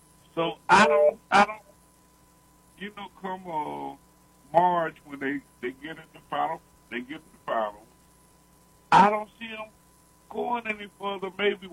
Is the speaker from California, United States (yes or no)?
no; Philadelphia, Pennsylvania, United States; moved away; I'm from Philly.